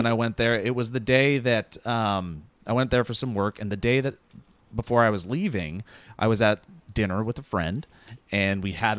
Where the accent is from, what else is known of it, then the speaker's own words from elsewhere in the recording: Glacier National Park, Montana, United States; moved away; I come from Glacier National Park.